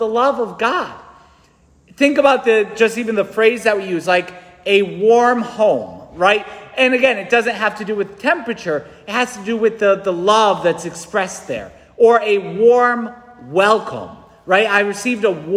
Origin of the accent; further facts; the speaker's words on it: New England, United States; I'm a busy New Englander